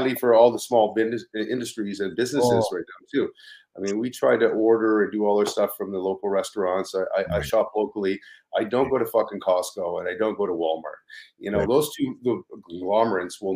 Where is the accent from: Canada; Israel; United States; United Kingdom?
Canada; Ottawa, Ontario; now in Toronto, Canada; I grew up in Ottawa, so it was like, when I moved to Toronto